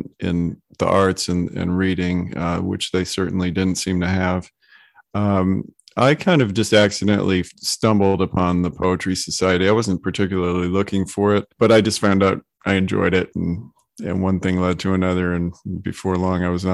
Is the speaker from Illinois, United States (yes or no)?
no; Detroit, Michigan, United States; moved away as an adult; now in Charleston, United States; I was born and raised in Detroit, Michigan, and I moved to Charleston when I got out of college